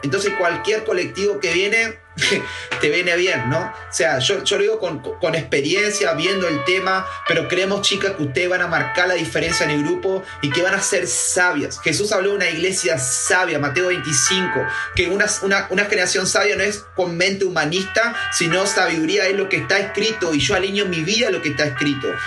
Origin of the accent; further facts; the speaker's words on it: Patagonia, Neuquén, Argentina; now in Santa Fe, Argentina; vengo de la Patagonia, soy neuquino